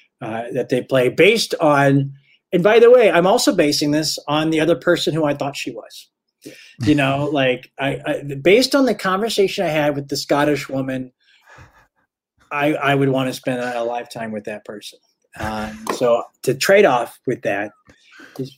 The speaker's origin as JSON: {"language": "English", "town": "Manchester", "region": "Missouri", "country": "United States", "also_born_or_lived": "New York", "moved": "as an adult", "lives_now": "Los Angeles, United States", "said": "I'm from Manchester"}